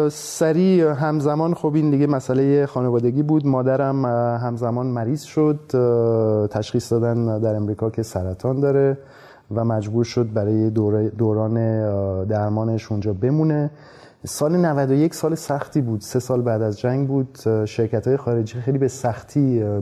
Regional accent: Iran; also born or lived in France; بله من متولد ایرانم من سال 1969 تو ایران به دنیا آمدم

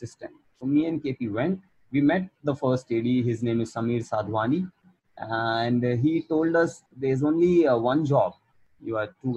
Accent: Jodhpur, Rajasthan, India; moved away as an adult; now in Mumbai, India; I was from Jodhpur

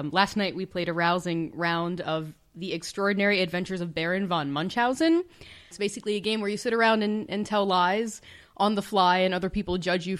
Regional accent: near where Sheetz started, Pennsylvania, United States; It was actually started near my hometown, so I have a little bit of Sheetz pride.

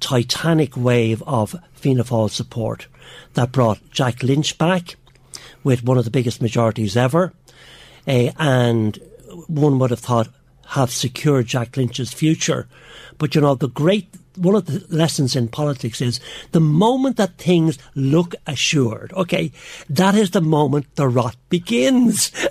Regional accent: Ireland; we're Irish

